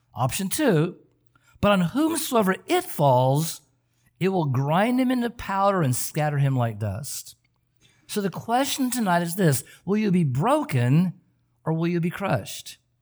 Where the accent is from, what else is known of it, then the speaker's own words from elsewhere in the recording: Oregon, United States; moved away; I grew up in Oregon